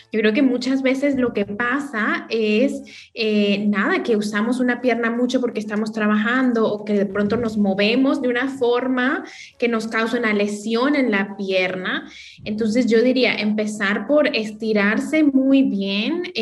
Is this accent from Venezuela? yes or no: yes; Venezuela; also born or lived in Colombia / Dominican Republic; now in New York, United States; No, les cuento que soy venezolana, pero he vivido en Colombia, también he vivido en la República Dominicana, ahora en Nueva York, entonces agarro como lo mejor de cada acento